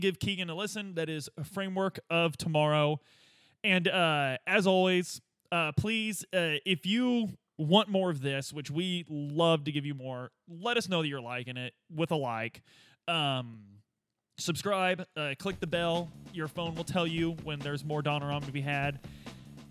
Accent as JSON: {"language": "English", "region": "Southern Indiana", "country": "United States", "tie": "born or raised there", "said": "growing up in Southern Indiana, you take care of the boys"}